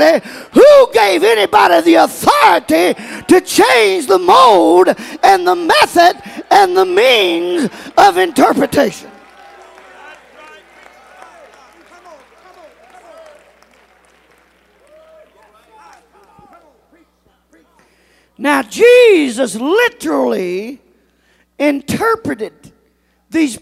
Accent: Mortons Gap, Kentucky, United States; I was born and raised in Morton's Gap, Kentucky.

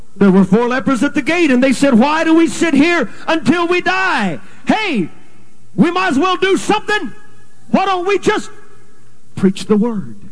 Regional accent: California, United States; moved away as an adult; also born or lived in Texas / Canada; now in Calgary, Canada; was born and raised in California, went to Texas, got a good wife and a license with the UPC, went to Canada, been there for 12 years

